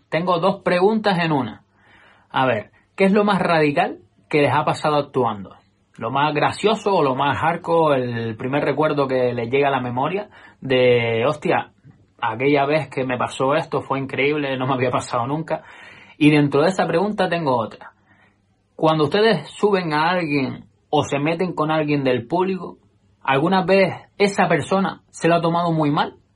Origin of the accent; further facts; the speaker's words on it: Ofra, Canary Islands, Spain; lo robé yo, que soy de Ofra, y se lo quería regalar a mi madre por el Día de las Madres